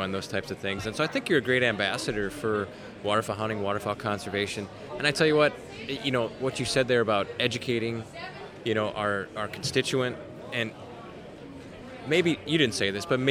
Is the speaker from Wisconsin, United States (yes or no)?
yes; Wisconsin, United States; moved away as an adult; now in North Dakota, United States; When I grew up in Wisconsin, we hunted quite a bit of timber